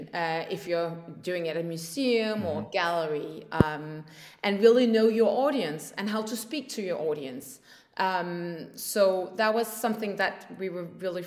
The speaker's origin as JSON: {"language": "English", "area": "north of Copenhagen", "region": "Capital Region of Denmark", "country": "Denmark", "tie": "born or raised there", "also_born_or_lived": "Paris, France", "said": "I grew up here in Denmark, north of Copenhagen"}